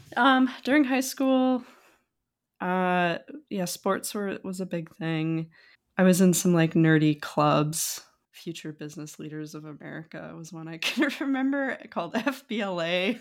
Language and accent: English; Wisconsin, United States; moved away as an adult; also born or lived in Minot, North Dakota / England; now in California, United States; I grew up in North Dakota, partially, I, but until, like, fifth grade or so, um, in a small town, small-ish, I guess, Minot, North Dakota. Um, and then it moved to Wisconsin, like, sixth grade, fifth grade, sixth grade, and then spent most of my rest of my youth, uh, in, like, Wisconsin